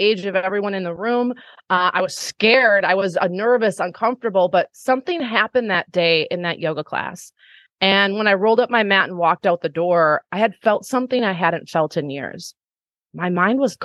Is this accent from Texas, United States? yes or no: no; Wisconsin, United States; here in my small hometown in Wisconsin